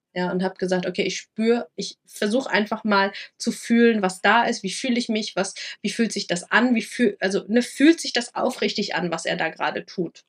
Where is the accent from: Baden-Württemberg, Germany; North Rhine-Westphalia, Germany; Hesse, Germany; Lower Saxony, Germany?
Lower Saxony, Germany; moved away; also born or lived in Rhineland-Palatinate; in äh, Niedersachsen passiert, mhm. wo ich aufgewachsen bin